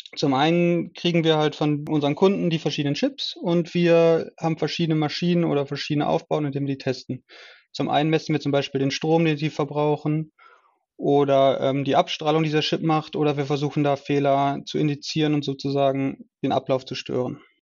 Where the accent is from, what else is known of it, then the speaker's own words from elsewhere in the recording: Essen, North Rhine-Westphalia, Germany; Ich komme aus Essen war schon immer ein Essener und bin auch immer noch ein Essener.